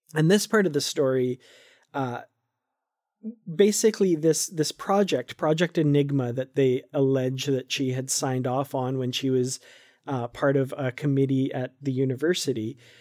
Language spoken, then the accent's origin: English; Canada; I'm from Canada